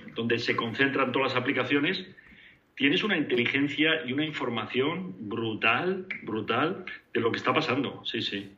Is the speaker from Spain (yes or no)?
yes; Spain; moved away as an adult; como españoles